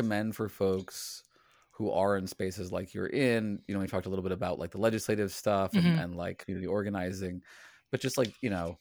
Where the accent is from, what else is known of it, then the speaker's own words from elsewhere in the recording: Virginia, United States; moved away; also born or lived in the North (US); I grew up in Virginia and spent a lot of time in the North